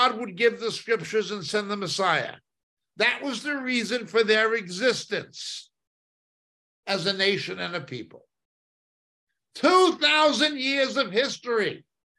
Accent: Hudson County, New Jersey, United States; moved away; also born or lived in Manhattan, New York / Israel; in my native New York. Well, I was born near New York. I'm back of the Statue of Liberty in Hudson County, but I lived in Manhattan

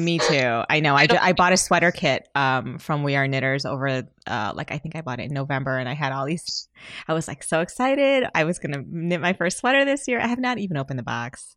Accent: Michigan, United States; we're both from Michigan

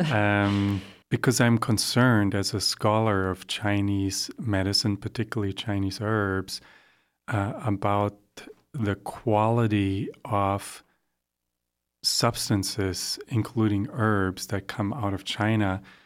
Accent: Germany; also born or lived in Sandy River Gorge, Oregon, United States; now in Oregon, United States; I grew up in Germany

